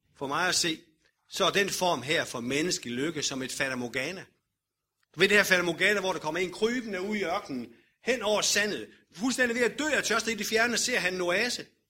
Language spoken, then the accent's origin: Danish; Denmark